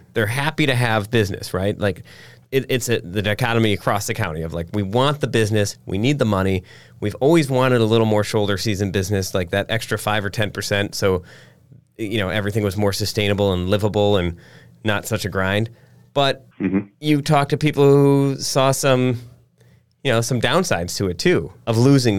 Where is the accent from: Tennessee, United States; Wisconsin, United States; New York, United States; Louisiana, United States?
Wisconsin, United States; Egg Harbor; growing up in Egg Harbor, we were a little more rural